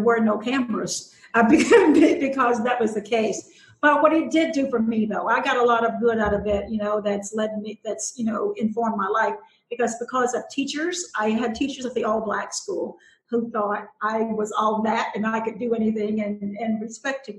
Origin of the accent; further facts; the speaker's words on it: Willisville, Arkansas, United States; I grew up in South Arkansas in a little bitty school. It was Willisville High School